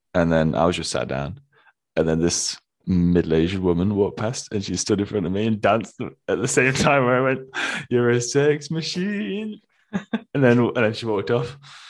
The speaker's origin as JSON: {"language": "English", "town": "Nottingham", "region": "East Midlands", "country": "United Kingdom", "said": "It's I'm from Nottingham."}